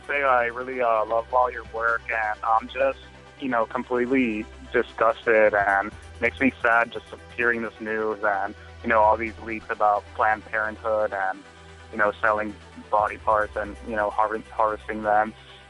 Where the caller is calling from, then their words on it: Laredo, Texas, United States; I'm calling from Laredo, Texas.